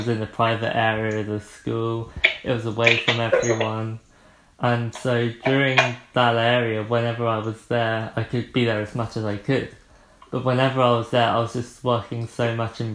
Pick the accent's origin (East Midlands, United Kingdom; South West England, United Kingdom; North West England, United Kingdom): South West England, United Kingdom; Poole; also born or lived in Christchurch, Dorset; So I grew up in Poole, well, Broadstone specifically. I went to a middle school for a few years, and then in February 2011, I moved to Christchurch.